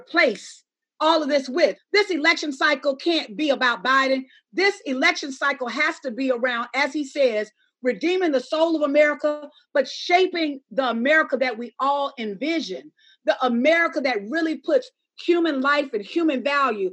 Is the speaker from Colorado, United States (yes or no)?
no; Alabama, United States; I'm a Black woman from Alabama.